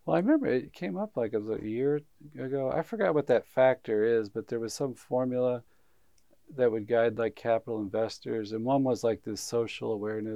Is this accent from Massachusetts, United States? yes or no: no; Huntsville, Alabama, United States; I grew up in Huntsville, Alabama, which is this high tech center